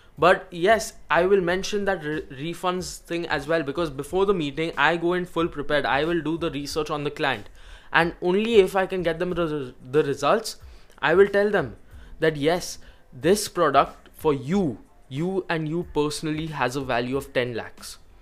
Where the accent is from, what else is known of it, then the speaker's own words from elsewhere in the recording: India; I personally am from India